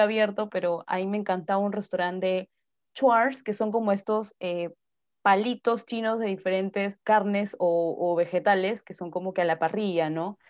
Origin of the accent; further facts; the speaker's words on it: Peru; como peruana